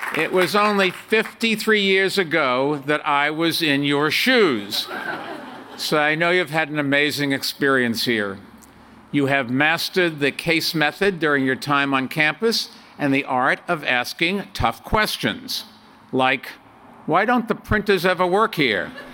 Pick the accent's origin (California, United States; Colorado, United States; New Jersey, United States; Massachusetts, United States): Massachusetts, United States; Medford; moved away as an adult; also born or lived in Brookline, Massachusetts / New York City; We moved to Medford from Brookline, a few miles from here, when I was four years old